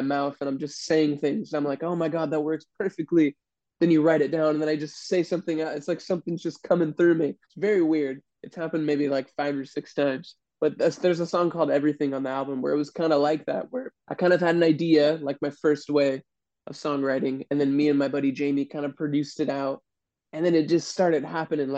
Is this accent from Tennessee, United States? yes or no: no; California, United States; I was born and raised in California